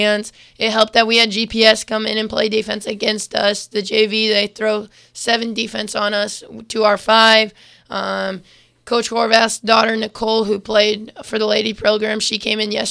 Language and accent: English; Bremen, Indiana, United States; I'm from Bremen